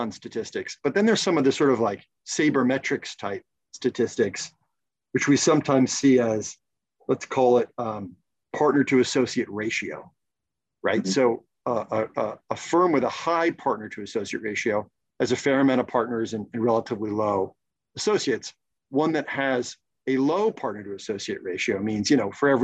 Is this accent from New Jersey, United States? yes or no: yes; New Jersey, United States; moved away; also born or lived in the South; I'm from New Jersey.